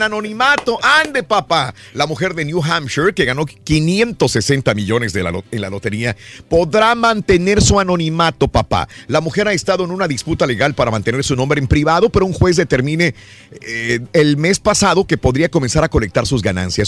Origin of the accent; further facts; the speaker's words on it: Mexico; hablo por los mexicanos porque soy mexicano